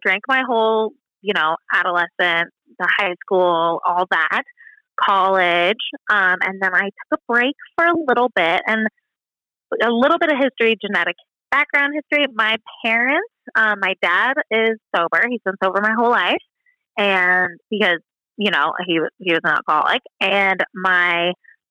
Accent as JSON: {"language": "English", "town": "Cannon Beach", "region": "Oregon", "country": "United States", "tie": "born or raised there", "also_born_or_lived": "Hawaii / Miami, Florida", "moved": "as an adult", "lives_now": "Bend, United States", "said": "I grew up in Cannon Beach, which is about an hour and a half outside of Portland"}